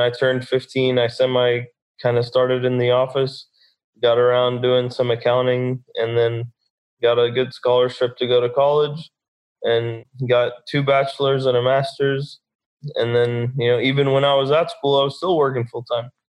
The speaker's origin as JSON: {"language": "English", "town": "Dallas", "region": "Texas", "country": "United States", "tie": "born or raised there", "said": "I'm born and raised in Dallas, Texas"}